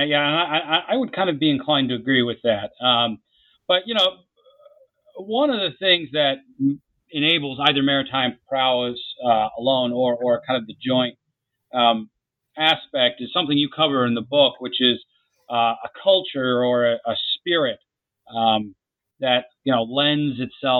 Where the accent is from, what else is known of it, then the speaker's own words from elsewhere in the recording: Jacksonville, Florida, United States; where I grew up in Jacksonville, Florida